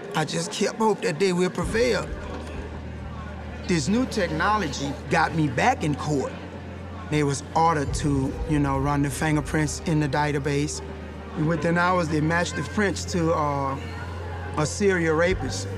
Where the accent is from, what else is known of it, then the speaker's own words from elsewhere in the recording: Louisiana, United States; I'm from Louisiana